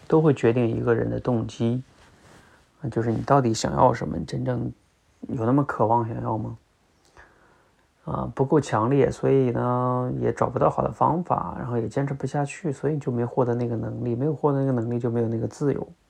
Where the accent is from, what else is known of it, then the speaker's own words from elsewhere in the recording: China; 我们中国人